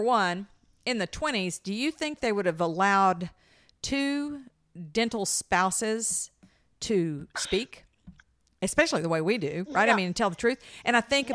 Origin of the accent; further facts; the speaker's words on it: the South, United States; we're from the South